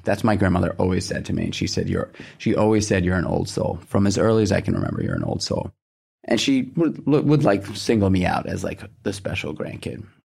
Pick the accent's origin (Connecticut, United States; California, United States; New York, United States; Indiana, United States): New York, United States; New York City; I grew up in Manhattan